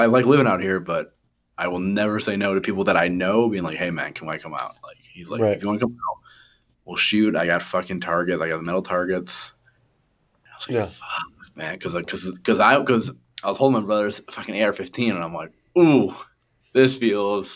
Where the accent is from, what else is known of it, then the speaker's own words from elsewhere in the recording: New York, United States; I'm from New York